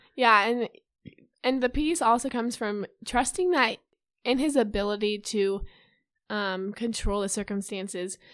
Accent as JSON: {"language": "English", "town": "Urbandale", "region": "Iowa", "country": "United States", "said": "I'm from Urbandale, Iowa. I graduated from Urbandale High School"}